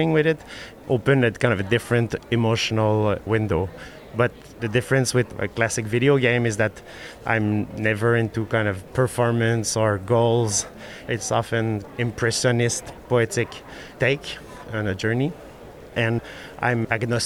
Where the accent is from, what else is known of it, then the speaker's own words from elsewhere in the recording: Montreal, Quebec, Canada; I'm from Montreal